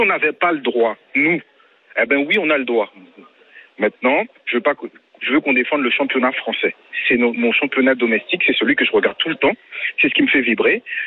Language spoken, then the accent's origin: French; France; c'est nous, Français